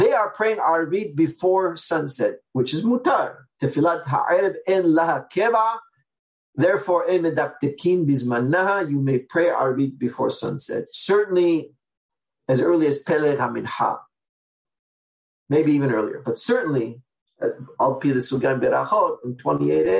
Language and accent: English; Seattle, Washington, United States; I'm from Seattle, Washington, where I am now